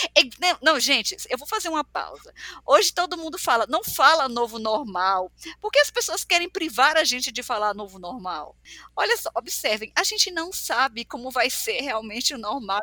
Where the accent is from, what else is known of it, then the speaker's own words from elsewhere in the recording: Piauí, Brazil; eu nasci no mundo, eu nasci no Piauí, num mundo que era muito desconectados